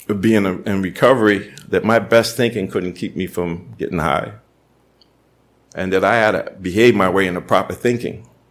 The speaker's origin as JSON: {"language": "English", "town": "Boston", "region": "Massachusetts", "country": "United States", "tie": "born or raised there", "said": "growing up in Boston and tough neighborhood"}